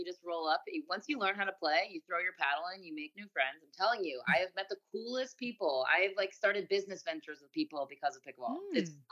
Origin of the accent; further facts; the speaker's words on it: Chicago, Illinois, United States; moved away as an adult; my hometown, Chicago